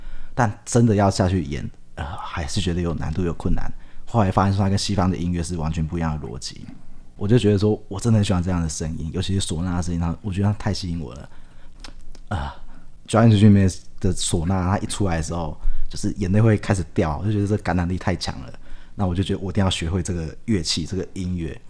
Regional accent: Taiwan; 我觉得我们台湾人很妙，就是这种阴神系统啊，我们就会喜欢去走偏门，就会要拜阴神

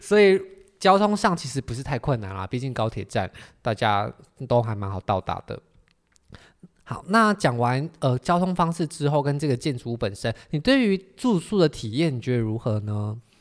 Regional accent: Miaoli County, Taiwan; 因为我是苗栗人

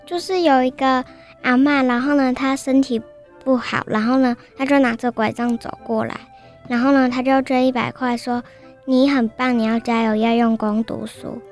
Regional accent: Pingzhen District, Taoyuan, Taiwan; 我是来自桃园平镇区的北市国小二年级的

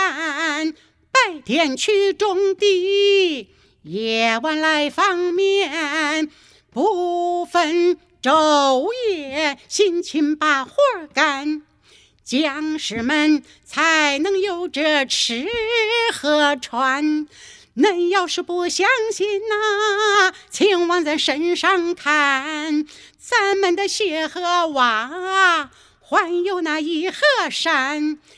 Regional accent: Henan, China; 但是我们河南人呢，夸奖人就一个字。中

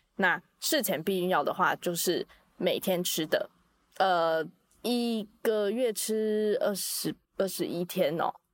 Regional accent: Taiwan; 咱们还是说中文吧， 哎、我们是台湾人呢。

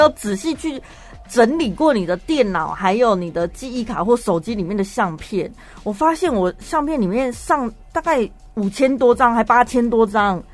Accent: Taiwan; 跟现在我们台湾人非常紧张兮兮

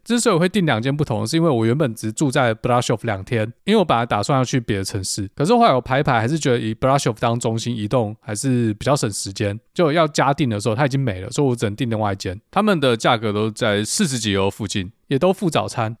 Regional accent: Taiwan; 对我们台湾人来说

